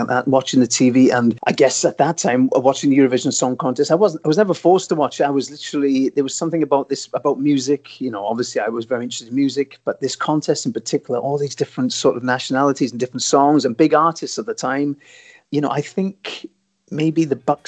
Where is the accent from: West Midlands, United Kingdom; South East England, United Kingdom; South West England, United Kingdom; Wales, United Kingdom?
Wales, United Kingdom; growing up in Wales